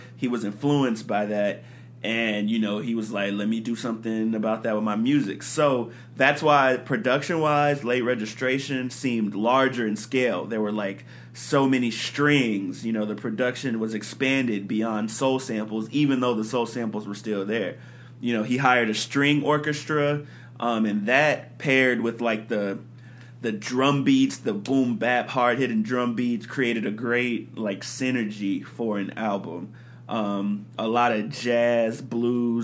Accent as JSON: {"language": "English", "town": "Chicago", "region": "Illinois", "country": "United States", "said": "I'm from Chicago"}